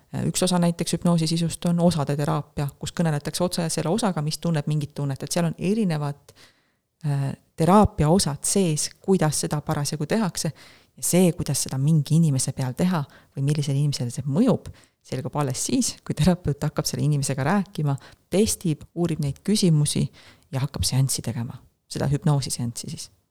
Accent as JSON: {"language": "Estonian", "country": "Estonia", "said": "ma olen Euroopast, ma olen Eestist"}